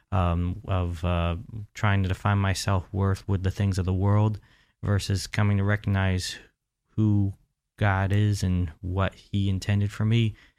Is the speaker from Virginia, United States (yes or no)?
no; Central Florida, United States; I was born, raised right here in Central Florida